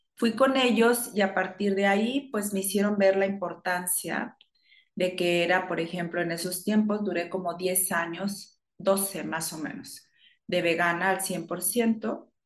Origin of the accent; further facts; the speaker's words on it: Chihuahua, Mexico; moved away as an adult; now in Monterrey, Mexico; Principalmente soy de Chihuahua, después me vine para acá, para Monterrey